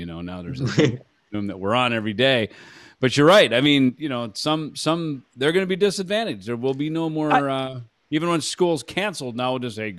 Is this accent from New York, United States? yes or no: no; Minnesota, United States; now in Arizona, United States; I'm a Midwest kid myself. I grew up in Minnesota.